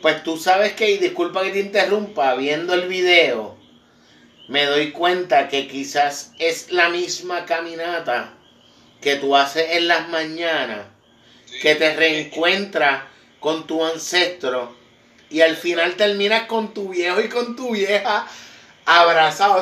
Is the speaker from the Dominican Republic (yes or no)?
no; Puerto Rico; como boricua